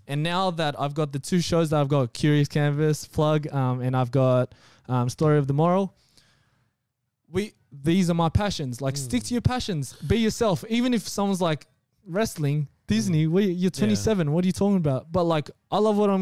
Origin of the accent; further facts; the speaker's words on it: Blacktown, New South Wales, Australia; I'm from Blacktown